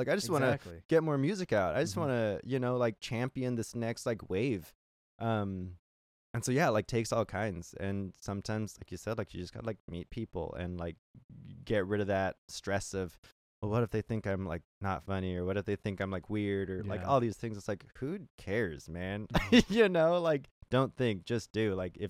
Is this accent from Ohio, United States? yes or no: no; California, United States; now in Seattle, United States; And I, like I said, I came from California where, you know, like you want to play music, people are like, oh, like, you know, they kind of gatekeep a lot of like music opportunities